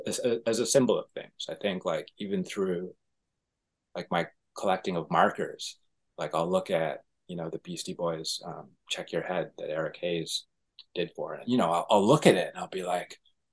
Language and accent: English; Toronto, Ontario, Canada; Toronto, Canada.